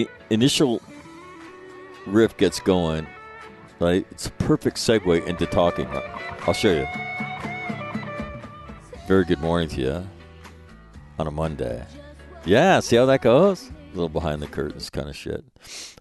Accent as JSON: {"language": "English", "region": "California", "country": "United States", "tie": "born or raised there", "said": "I'm from California, a native of the Golden State"}